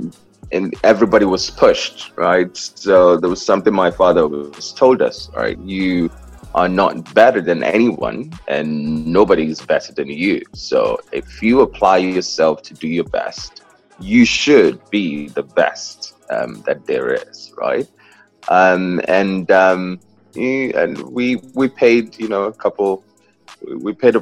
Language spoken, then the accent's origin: English; South East, Nigeria; moved away as an adult; now in New York, United States; I was born in Nigeria. I'm the fourth of 6 children in 5 countries